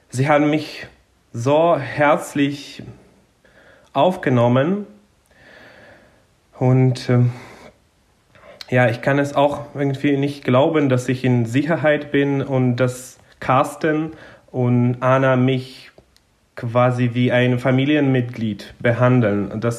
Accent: southern Ukraine, Ukraine; born there; German is a second language; Vor dem Krieg war es so, dass insbesondere im Süden, da wo ich geboren bin, hat man schon es gesehen, wie der Klimawandel quasi voranschreitet, weil im Süden der Ukraine ist es äh, viel sonniger und viel heißer.

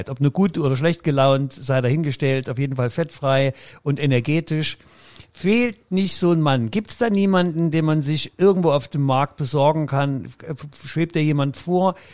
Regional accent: Austria; Jetzt, jetzt, jetzt, jetzt, jetzt lass, lass, lass mir ankündigen, als Österreicher

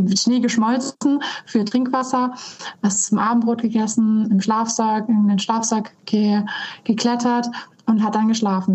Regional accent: North Sea coast, Germany; ich bin an der Nordsee aufgewachsen

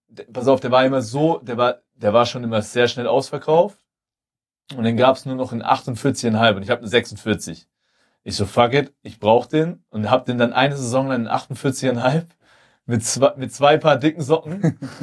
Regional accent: Germany; als Deutsche

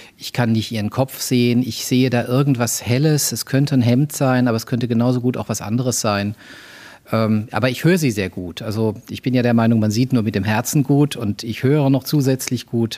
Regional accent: Mannheim, Baden-Württemberg, Germany; also born or lived in Würzburg; Ich bin in Würzburg geboren. Ich bin äh, zwischen Mannheim und Heidelberg, so im Großraum Mannheim, dann später auch groß geworden.

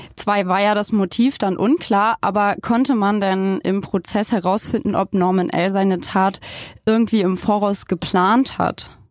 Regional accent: Germany; ich komme aus Palingen, aus Herrenburg, aus Eichholz

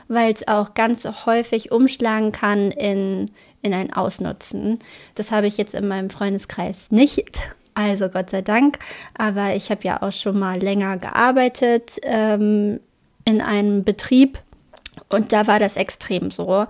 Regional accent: Braunschweig, Lower Saxony, Germany; accent: Braunschweiger Dialekt; Ich glaube, das ist mein Braunschweiger Dialekt. Das ist meine Braunschweiger Mundart.

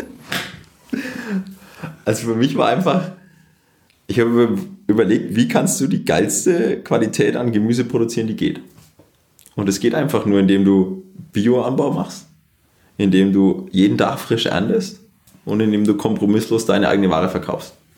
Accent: Germany; als Deutscher

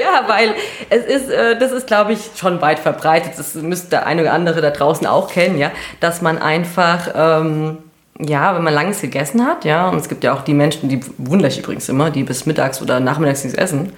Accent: Hesse, Germany; accent: Hessian; Wir sind ja aus Hessen

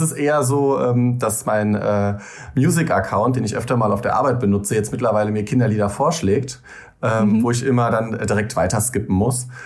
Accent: Rhein-Lahn-Kreis, Rhineland-Palatinate, Germany; now in Koblenz, Germany; Ich komme eigentlich aus dem Rhein-Lahn-Kreis, aus einem kleinen Dorf und wohne aber mittlerweile seit über zehn Jahren in Koblenz.

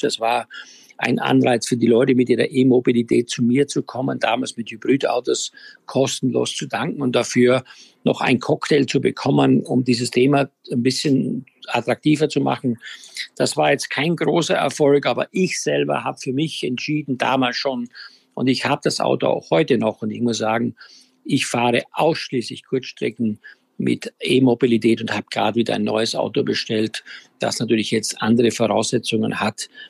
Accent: Styria, Austria; ich ja auf einem Bauernhof in der Steiermark groß geworden bin

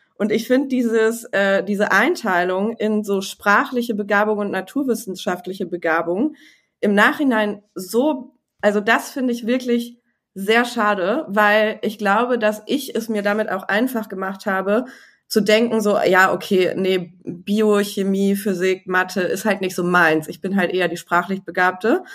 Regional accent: Düsseldorf, North Rhine-Westphalia, Germany; ich bin in Düsseldorf ge geboren

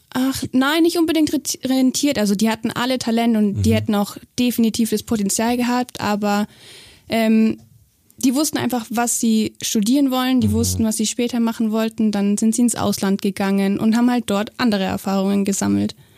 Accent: Augsburg, Bavaria, Germany; also born or lived in Weimar; ich bin in Weimar geboren, aber aufgewachsen bin ich eigentlich in Augsburg. Also wir sind sehr früh nach Augsburg dann gezogen und ich bin hier das erste Mal im Boot gesessen und hier zur Schule gegangen.

